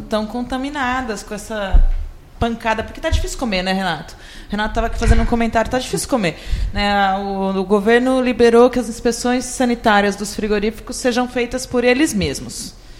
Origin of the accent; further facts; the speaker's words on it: São Carlos, São Paulo, Brazil; moved away; lá na minha terra natal